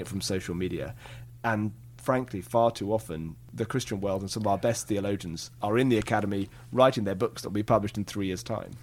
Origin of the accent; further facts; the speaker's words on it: England, United Kingdom; I come from England